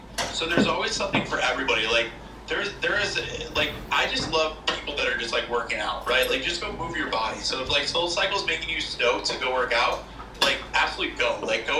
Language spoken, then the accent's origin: English; Chicago, Illinois, United States; I grew up in Chicago.